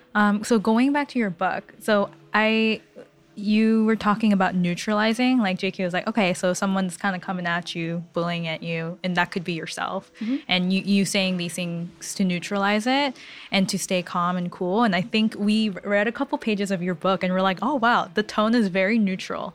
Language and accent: English; California, United States; I'm from California